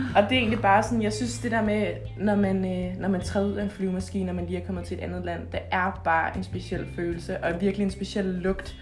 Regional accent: Denmark; hjemme i Danmark

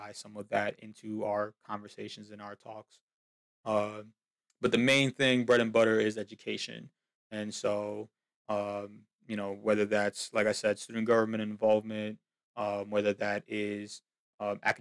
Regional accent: Union City, New Jersey, United States; moved away as an adult; now in Pennsylvania, United States; born and raised in Union City, New Jersey.

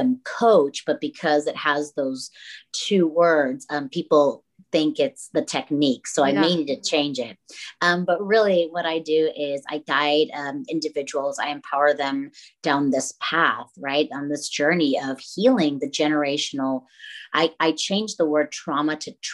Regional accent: Tampico, Tamaulipas, Mexico; moved away as an adult; now in Dallas, United States; I am originally from Tampico, Tamaulipas, Mexico, but I live in Dallas, Texas now. I was born and raised there, came to the U.S. over here when I was 19

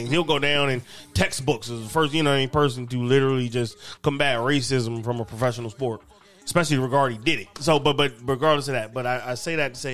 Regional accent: Maryland, United States; You know, me, nigga, I'm … from Maryland.

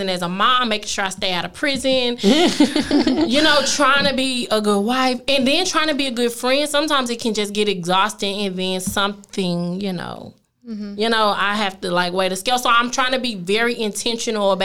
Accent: east side of Oklahoma, United States; moved away; also born or lived in Highland Hills, Dallas, Texas / Duncanville, Texas; Even where I'm from in Oklahoma, I'm literally from the east side of Oklahoma

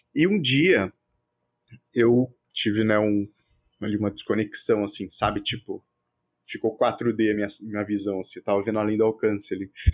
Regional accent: São Paulo, Brazil; a gente é aqui de São Paulo

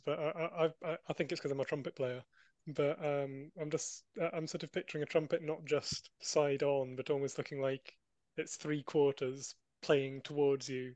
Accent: Edinburgh, Scotland, United Kingdom; growing up around Edinburgh

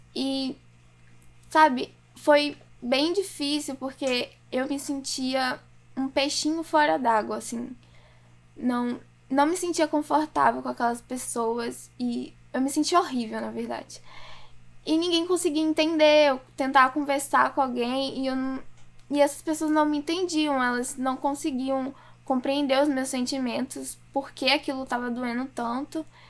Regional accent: Simões Filho, Bahia, Brazil; moved away; eu nasci na Bahia, eu morava em Simões Filho, é uma cidade que fica do lado de Salvador

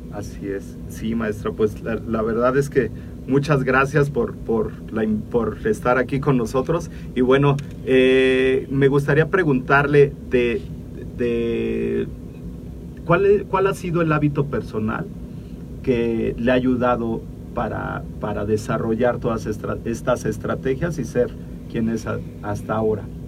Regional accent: Mexico; nosotros como mexicanos

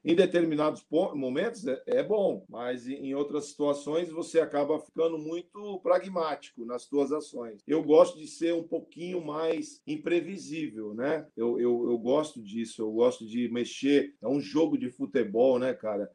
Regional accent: Santos, São Paulo, Brazil; eu sou de Santos

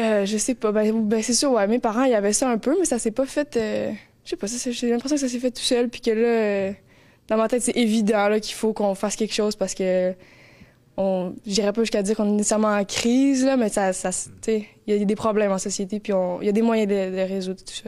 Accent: Montreal, Quebec, Canada; moved away as an adult; now in Gaspé, Canada; je suis originaire de Montréal. En fait, j'ai grandi euh, toute euh, ma jeunesse là-bas

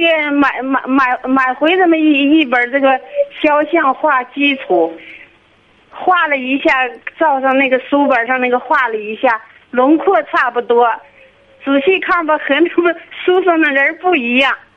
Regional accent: Baotou, Inner Mongolia, China; 内， 内蒙包头的

